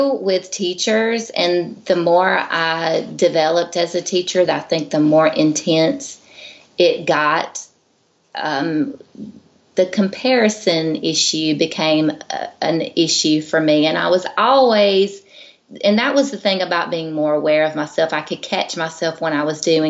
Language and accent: English; Georgia, United States; I'm from Georgia, and I lived pretty much in a rural little community town